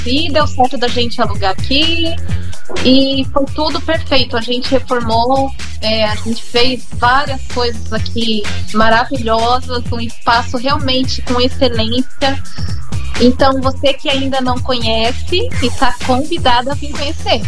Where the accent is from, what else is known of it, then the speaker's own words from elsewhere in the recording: Cuiabá, Mato Grosso, Brazil; also born or lived in São Paulo / Paraná; now in Jaraguá do Sul, Brazil; eu sou natural do Mato Grosso, morei em São Paulo, morei no Paraná e vim para Jaraguá do Sul depois